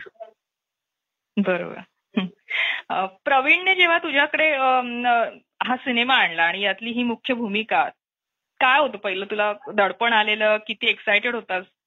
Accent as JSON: {"language": "Marathi", "town": "Thane", "region": "Maharashtra", "country": "India", "said": "मी ठाणेकर आहे"}